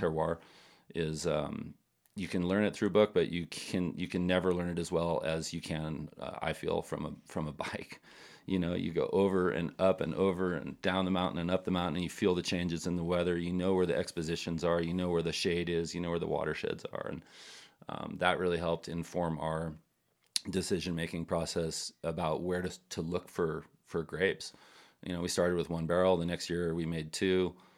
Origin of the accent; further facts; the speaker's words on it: Napa, California, United States; we, we grew up together in Napa, um, in the eighties.